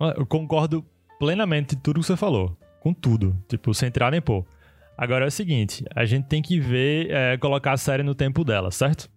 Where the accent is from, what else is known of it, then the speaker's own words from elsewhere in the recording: Brazil; a gente aqui no Brasil